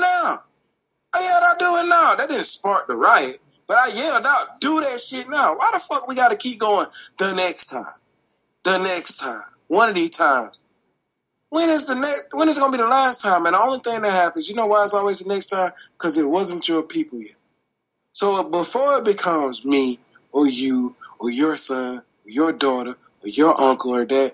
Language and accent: English; Atlanta, Georgia, United States; You don't get more Atlanta than me